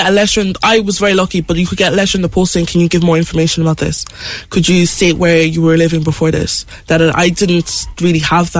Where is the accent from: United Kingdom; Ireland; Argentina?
Ireland; Mallow, Munster; also born or lived in Benin City, Nigeria; I'm still … who grew up in Mallow with all the siblings and the noisy house.